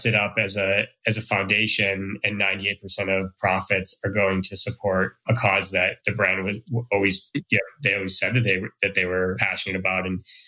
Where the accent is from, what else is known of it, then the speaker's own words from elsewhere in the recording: Chicago, Illinois, United States; I grew up in Chicago during the 90s.